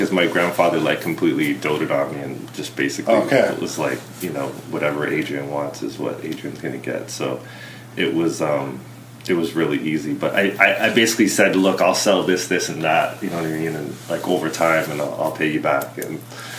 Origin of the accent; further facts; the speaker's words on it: Vancouver, British Columbia, Canada; born there; also born or lived in Bermuda; I was born in Vancouver.